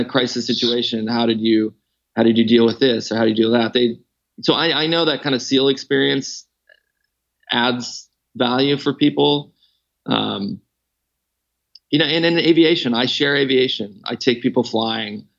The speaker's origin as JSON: {"language": "English", "country": "Canada", "tie": "born or raised there", "moved": "yes", "lives_now": "Lake Tahoe, United States", "said": "I grew up skiing when I was born in Canada."}